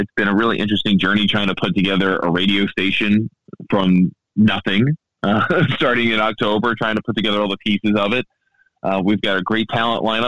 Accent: Baltimore, Maryland, United States; accent: Baltimorean; also born or lived in DC area; now in Washington, D.C., United States; I grew up in the Baltimore area. I live in the DC area

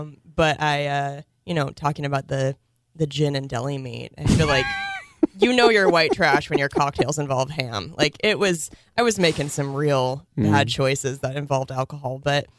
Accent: Cheney, Washington, United States; also born or lived in Spokane; Born in Spokane, but then in elementary school, my mom became a teacher at Cheney High School.

